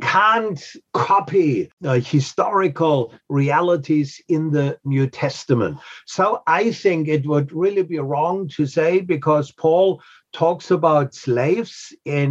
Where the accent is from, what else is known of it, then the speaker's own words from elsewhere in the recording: Germany; now in New England, United States; I'm from Germany